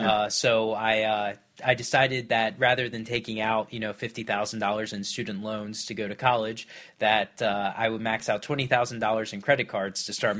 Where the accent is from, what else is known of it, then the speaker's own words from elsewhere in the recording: Virginia Beach, Virginia, United States; Virginia Beach.